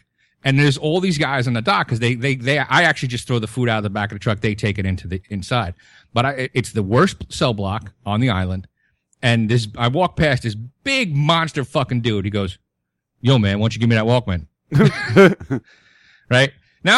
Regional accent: New York City, New York, United States; growing up in Brooklyn, and I'm 45 years old

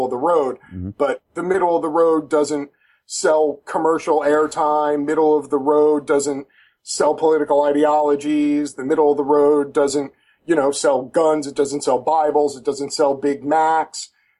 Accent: New York, United States; moved away; also born or lived in Florida / Georgia; I'm originally from New York, but I lived in the South for about 12 years

